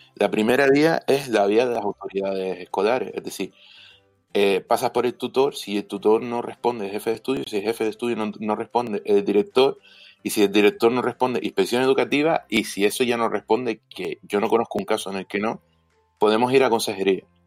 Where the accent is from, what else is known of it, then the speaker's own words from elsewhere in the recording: Canary Islands, Spain; soy canario